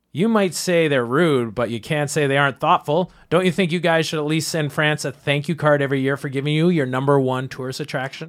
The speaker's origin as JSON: {"language": "English", "country": "Canada", "said": "I'm not American either, I'm Canadian"}